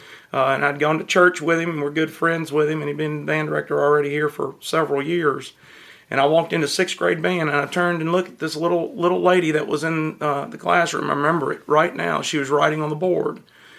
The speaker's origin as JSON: {"language": "English", "town": "Pearl", "region": "Mississippi", "country": "United States", "tie": "born or raised there", "said": "I am originally from Pearl. So I grew up here"}